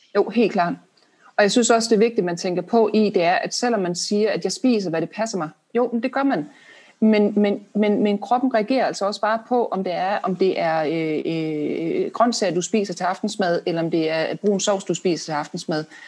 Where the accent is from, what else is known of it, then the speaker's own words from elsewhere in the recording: Denmark; som danskere